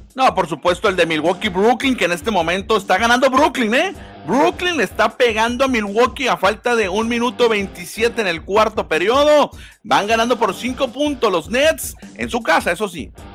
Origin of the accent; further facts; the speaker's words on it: Mexico; como mexicanos